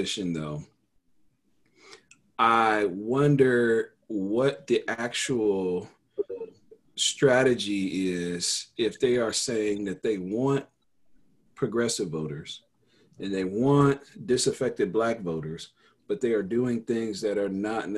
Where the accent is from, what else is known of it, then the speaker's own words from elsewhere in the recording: Denver, Colorado, United States; I grew up in Denver